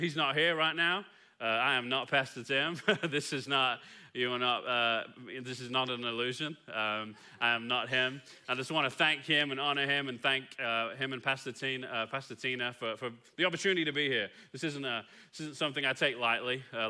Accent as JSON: {"language": "English", "town": "Kilgore", "region": "Texas", "country": "United States", "said": "Because after a few minutes, you're going to realize I'm not from here, right? I'm from Kilgore, just down 31 real quick."}